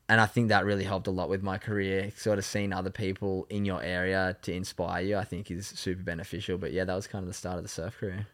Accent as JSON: {"language": "English", "town": "Sydney", "region": "New South Wales", "country": "Australia", "tie": "born or raised there", "said": "I grew up in North Narrabeen"}